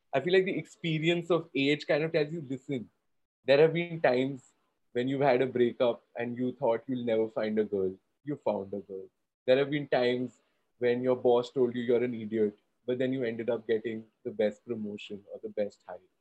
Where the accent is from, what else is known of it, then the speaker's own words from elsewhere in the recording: Kolkata, West Bengal, India; I did a lot of theater growing up in Calcutta